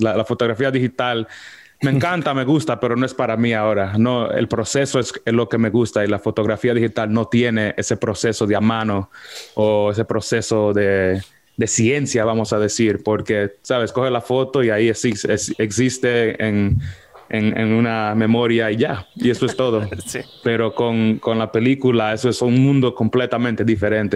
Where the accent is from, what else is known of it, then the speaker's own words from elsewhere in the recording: New York, United States; yo soy de los Estados Unidos, de Nueva York. Ah, eh, nací y me, y me crié en Washington Heights, en un pueblo allá en Alto Manhattan